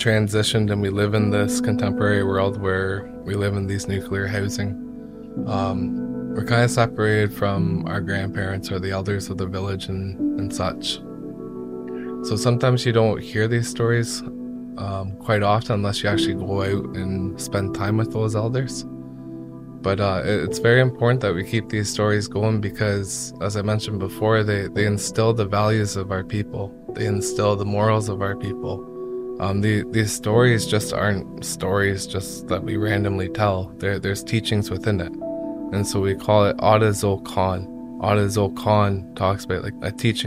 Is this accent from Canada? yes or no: yes; Burleigh Falls, Ontario, Canada; also born or lived in Old Crow, Yukon (mother's side); I come from Burley Falls. Curve Lake